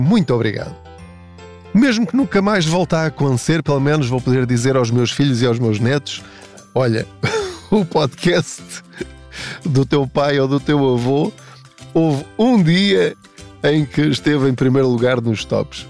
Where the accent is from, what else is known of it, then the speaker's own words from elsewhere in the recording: Portugal; eu sou português